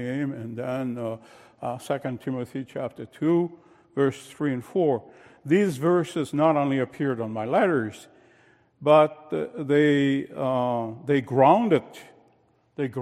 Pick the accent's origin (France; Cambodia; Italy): France; moved away as an adult; I was born in France shortly after World War II